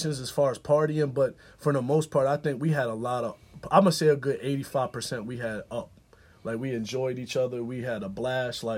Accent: Harford County, Maryland, United States; we from the 410, which is, we 20 minutes north of Baltimore. We're not from Baltimore. We 20 minutes north of Baltimore in the burbs. It's called Harford County, Maryland.

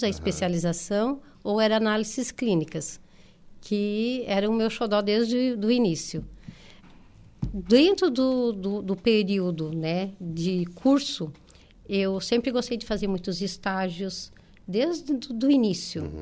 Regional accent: Turvo, Santa Catarina, Brazil; now in Florianópolis, Brazil; ir para Florianópolis, eu sou de Turvo, uhum. ir para Florianópolis já era, tu, parecia que tu estava desbravando o mundo

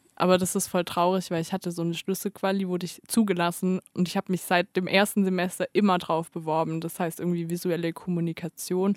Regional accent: Stuttgart, Baden-Württemberg, Germany; now in Tübingen, Germany; als Stuttgarter

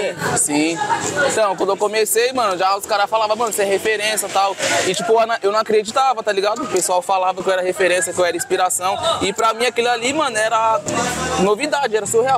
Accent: Osasco, São Paulo, Brazil; Isso aqui é onde eu nasci, mano. Nascido e criado aqui

